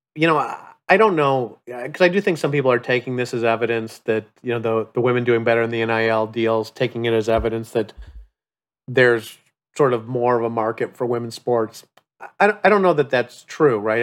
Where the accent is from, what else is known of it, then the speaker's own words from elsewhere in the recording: Chicago, Illinois, United States; growing up in the Upper Midwest in Chicago